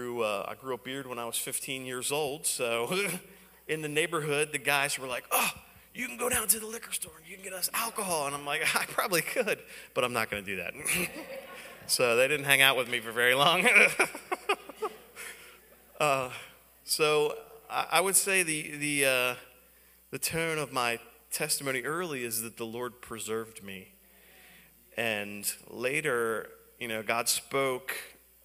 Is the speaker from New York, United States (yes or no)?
no; Baltimore, Maryland, United States; I'm from Baltimore. That's where I grew up, in Baltimore